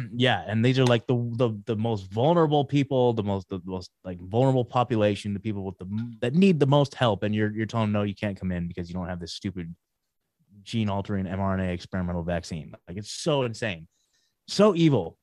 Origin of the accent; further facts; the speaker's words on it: McMinnville, Oregon, United States; moved away as an adult; also born or lived in Portland, Oregon; now in Tennessee, United States; born and raised in Oregon, you guys. So, like, uh, born in, uh, just outside of Portland, grew up in a town called McMinnville